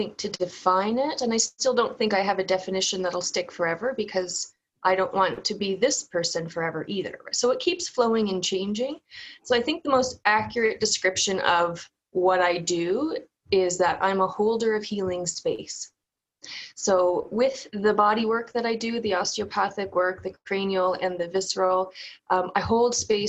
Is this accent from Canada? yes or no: yes; Newfoundland and Labrador, Canada; accent: Newfoundland; moved away; also born or lived in Ontario; growing up in Newfoundland